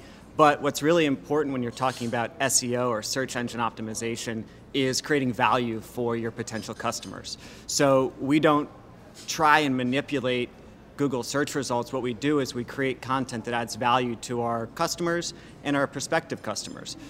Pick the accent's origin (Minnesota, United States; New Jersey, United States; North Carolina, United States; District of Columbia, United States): District of Columbia, United States; Washington; moved away as an adult; now in New Orleans, United States; I grew up in Washington, D.C., it was cold